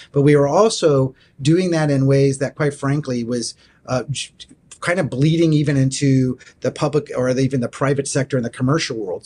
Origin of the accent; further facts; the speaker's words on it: Florida, United States; moved away; I grew up in Florida